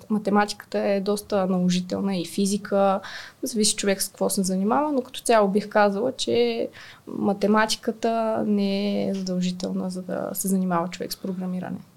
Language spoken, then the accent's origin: Bulgarian; Smolyan, Smolyan Province, Bulgaria; moved away as an adult; now in Sofia, Bulgaria; аз съм от Смолян, израснала съм в Смолян, учила съм в Смолян и в последствие дойдох в София за висшето си образование и така и си останах в, в София